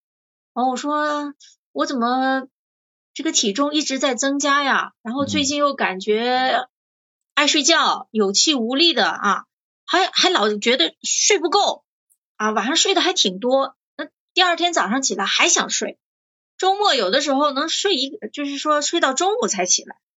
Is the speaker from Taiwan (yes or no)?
no; northern China, China; moved away; 我是北方人嘛，口味比较重，吃盐又多啊